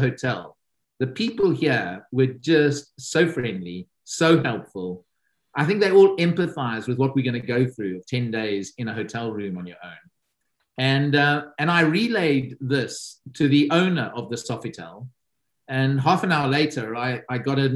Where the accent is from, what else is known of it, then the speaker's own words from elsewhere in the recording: South Africa; now in United Kingdom; my home country, which is South Africa